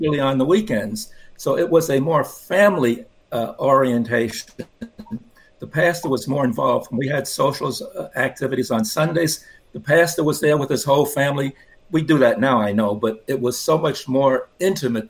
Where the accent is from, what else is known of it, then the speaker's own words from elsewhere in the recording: New York City, New York, United States; I grew up in Brooklyn, New York